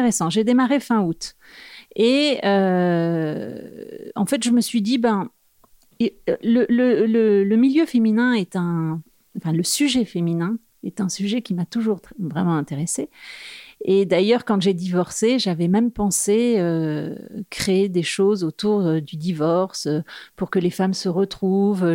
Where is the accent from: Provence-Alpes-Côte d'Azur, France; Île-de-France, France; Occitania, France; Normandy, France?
Normandy, France; moved away as an adult; now in Paris, France; je suis une provinciale de Normandie, mais je vis quand même à Paris depuis euh, euh, une bonne vingtaine d'années